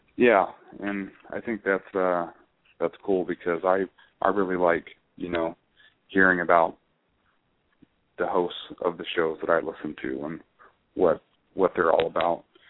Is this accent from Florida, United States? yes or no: yes; Jacksonville, Florida, United States; moved away as an adult; now in Sacramento, United States; I grew up in in Florida. I'm a Florida native.